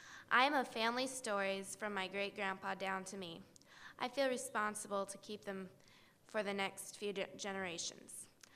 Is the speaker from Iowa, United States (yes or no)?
yes; Ottumwa, Iowa, United States; I'm from Ottumwa